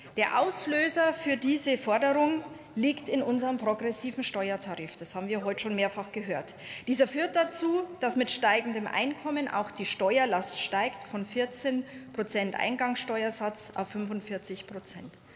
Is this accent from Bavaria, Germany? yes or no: yes; Bavaria, Germany; ich komme auch aus Bayern